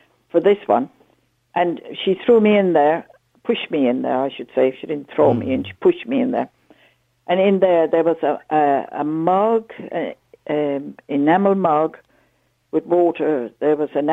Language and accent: English; Ireland; me as an Irish citizen